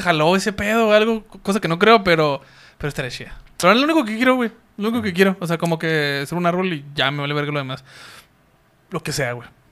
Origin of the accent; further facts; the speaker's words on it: Mexico; somos mexicanos